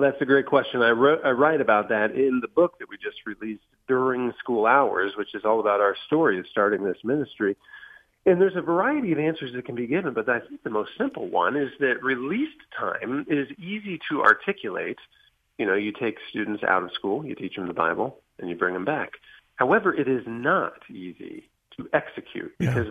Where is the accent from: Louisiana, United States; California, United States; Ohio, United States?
Ohio, United States; Van Wert; moved away; also born or lived in Columbus suburb, Ohio; Van Wert, Ohio, my hometown